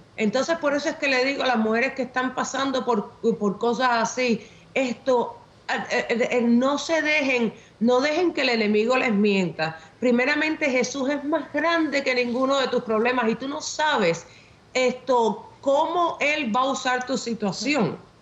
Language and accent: Spanish; Havana, Cuba; nací en La Habana, Cuba